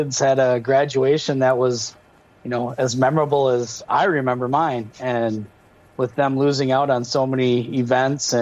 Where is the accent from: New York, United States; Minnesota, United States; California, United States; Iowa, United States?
Minnesota, United States; Red Wing; Red Wing, you know, my hometown here